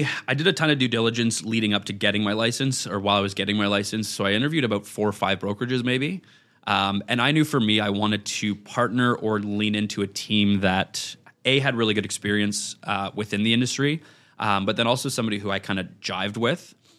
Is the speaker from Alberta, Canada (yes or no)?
no; Ottawa, Ontario, Canada; moved away as an adult; now in Toronto, Canada; I'm from Ottawa originally.